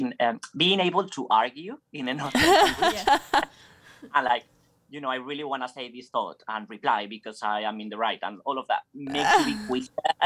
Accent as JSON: {"language": "English", "region": "Basque Country", "country": "Spain", "tie": "born or raised there", "also_born_or_lived": "San Sebastian", "moved": "as an adult", "said": "I come from Spain, from a region called Basque Country in the north. And that's where I started in my school"}